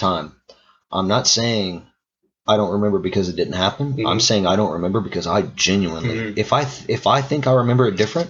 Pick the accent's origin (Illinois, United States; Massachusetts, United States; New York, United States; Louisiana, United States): Louisiana, United States; Mamou; I'm from Mamou, Louisiana. I'm from a 1 square mile town.